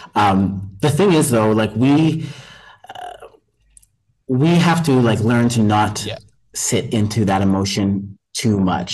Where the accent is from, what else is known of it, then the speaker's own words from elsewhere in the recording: Canada; us Canadians that came over